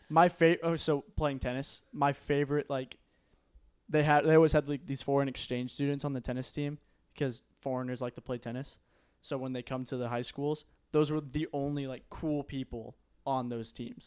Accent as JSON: {"language": "English", "town": "Euless", "region": "Texas", "country": "United States", "tie": "born or raised there", "said": "I grew up in Euless, we're pretty close to South Lake"}